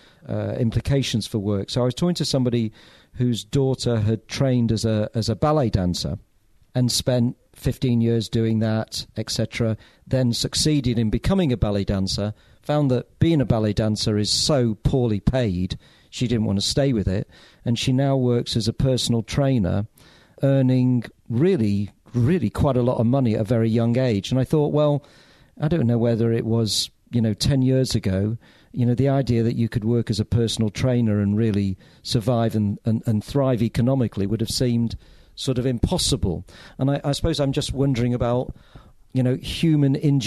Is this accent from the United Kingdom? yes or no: yes; Bury, North West England, United Kingdom; I grew up quite near you, actually, Angus, because I grew up in Bury